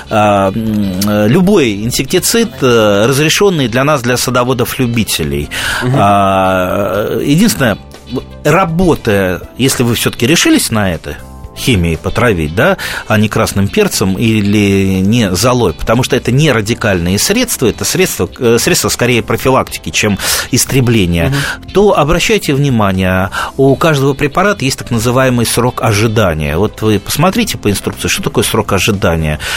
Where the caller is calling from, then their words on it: Khakassia, Russia; Я из Хакасии звоню.